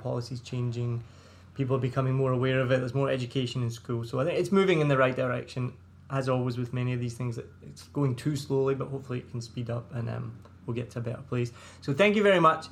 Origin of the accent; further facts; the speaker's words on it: Scotland, United Kingdom; accent: Scottish; now in Vietnam; my Scottish accent